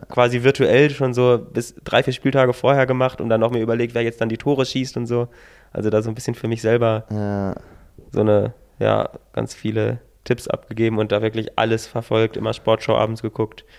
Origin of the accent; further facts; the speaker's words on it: near Hanover, Lower Saxony, Germany; Ich komme ja aus der Nähe von Hannover